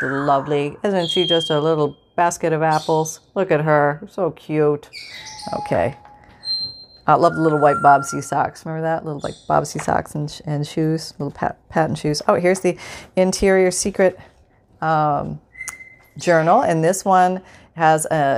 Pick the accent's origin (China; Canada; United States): Canada; moved away; I'm from Canada. I grew up in Canada